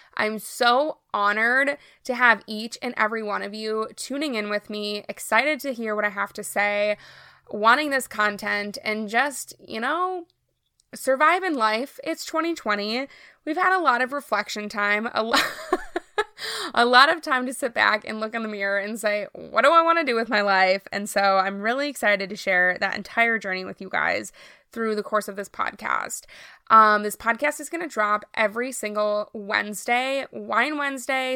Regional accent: Minnesota, United States; I am from Minnesota, born and raised, have always lived here

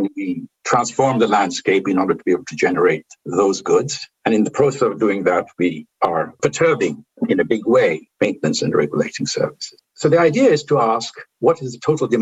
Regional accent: India; I come from India, from a part of the Indian culture, which didn't feel there is a limit to what you can discuss

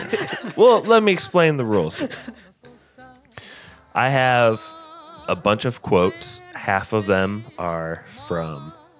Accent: Northern Indiana, United States; accent: Northern Indy; my Northern Indy accent voice

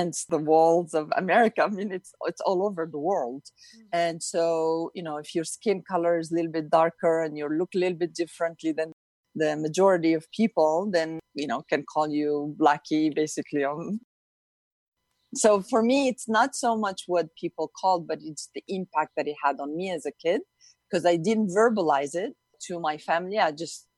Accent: Youssoufia, Marrakesh-Safi, Morocco; moved away; I grew up in Morocco, in North Africa. And I grew up in a town called Youssoufia

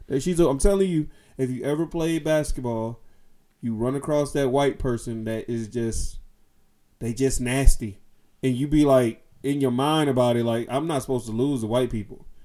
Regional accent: Oakland, California, United States; and I'm from East Oakland.

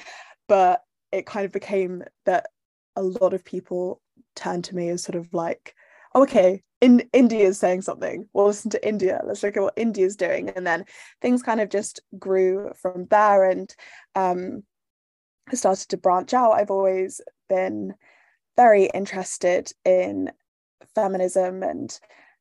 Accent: Bath, South West England, United Kingdom; I grew up in Bath, which is a small city in England

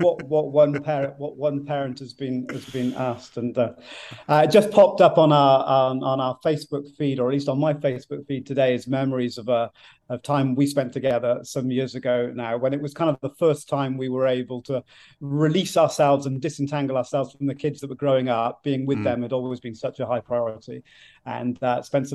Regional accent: South Wales, United Kingdom; moved away as an adult; now in Ipswich, United Kingdom; we grew up in South Wales, so the west part of Great Britain, the United Kingdom, and moved as far as we could to the other side without getting wet as missionaries from Wales to England almost 30 years ago.

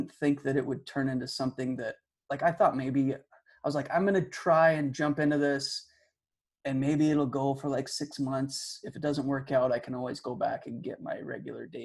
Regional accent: Calgary, Alberta, Canada; I grew up in Calgary, Alberta

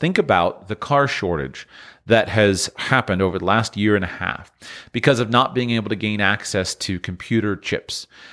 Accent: United States; being an American, talking from an American perspective

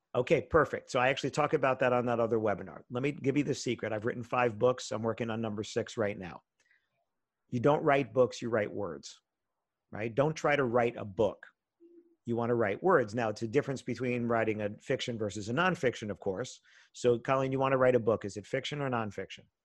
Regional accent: New York area, United States; I grew up in the New York area

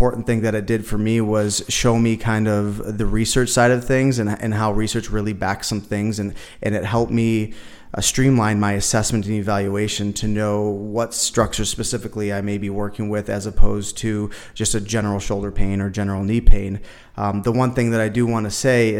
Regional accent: Buffalo, New York, United States; moved away as an adult; now in Las Vegas, United States; I'm originally from Buffalo, New York, and I moved here to Vegas in 2014

